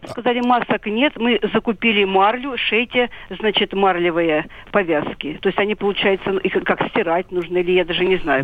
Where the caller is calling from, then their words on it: Belgorod, Belgorod Oblast, Russia; я звоню из Белгорода